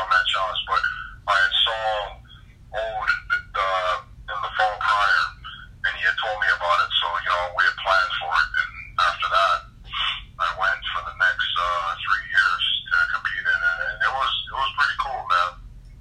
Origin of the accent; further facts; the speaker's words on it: Hawaii, United States; moved away as an adult; also born or lived in Oregon; I'm from Hawaii